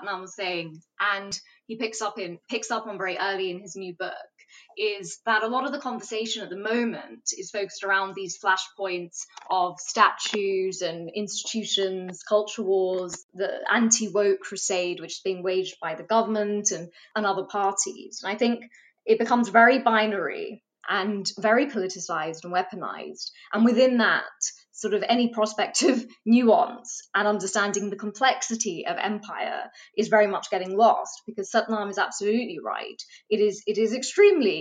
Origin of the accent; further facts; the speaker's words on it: United Kingdom; I've loved growing up in Britain.